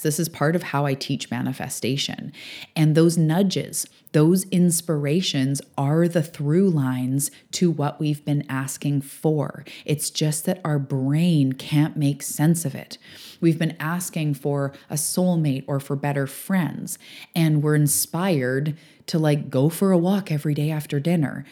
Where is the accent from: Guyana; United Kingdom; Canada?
Canada; British Columbia; also born or lived in Vancouver area; now in Vancouver Island, Canada